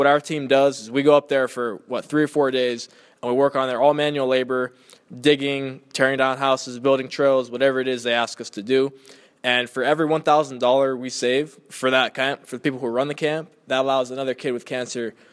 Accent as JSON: {"language": "English", "area": "Inland Empire", "region": "California", "country": "United States", "tie": "born or raised there", "said": "I was born and raised in the Inland Empire."}